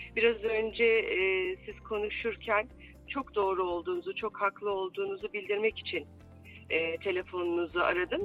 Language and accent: Turkish; Ankara, Turkey; also born or lived in Konya; now in Kayseri, Turkey; ben Ankaralıyım aslında. Hı hı. E, uzun süredir Kayseri'de yaşıyorum.